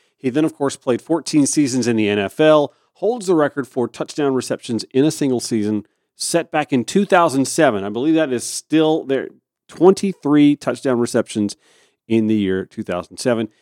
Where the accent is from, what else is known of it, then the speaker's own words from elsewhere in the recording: Augusta, Georgia, United States; my hometown of Augusta, Georgia